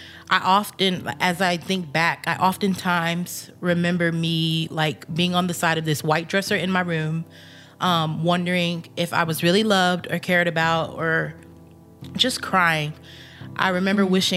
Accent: Texas, United States; Growing up in Texas, I occasionally went to church

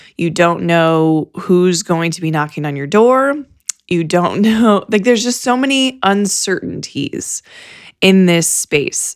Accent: Fort Wayne, Indiana, United States; I grew up in Fort Wayne

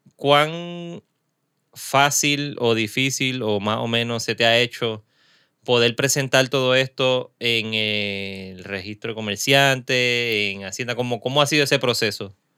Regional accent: Caguas, Puerto Rico; now in Carolina, Puerto Rico; yo soy prestado de Cagua, pero vivo acá en Carolina.

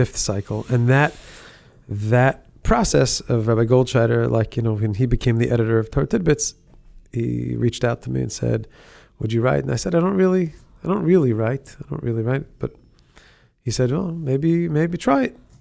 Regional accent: Monsey, New York, United States; I grew up in Muncie.

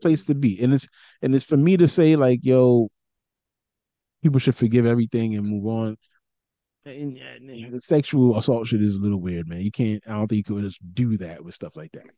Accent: New York City, New York, United States; I'm from Brooklyn

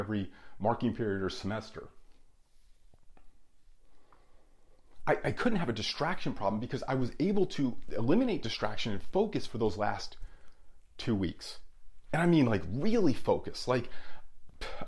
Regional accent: Union, New Jersey, United States; There was like 17 bars in my hometown of Union, New Jersey

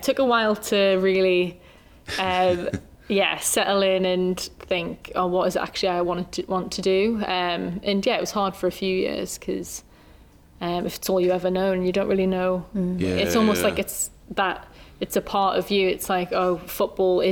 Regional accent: Newcastle upon Tyne, North East England, United Kingdom; also born or lived in Tennessee, United States / Birmingham; I grew up in the Newcastle Centre of Excellence from quite a young age, like 10

